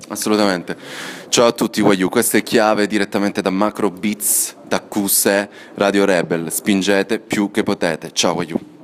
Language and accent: Italian; Cosenza, Calabria, Italy; moved away; nella mia terra, a due chilometri da casa mia, che ora è casa dei miei